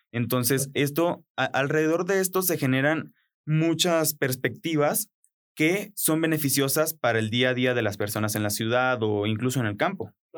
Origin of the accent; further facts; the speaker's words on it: Colombia; moved away; en Colombia, de donde yo vengo